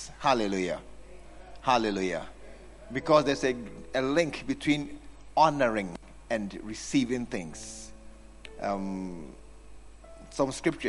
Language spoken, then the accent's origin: English; New York, United States; I'm from New York.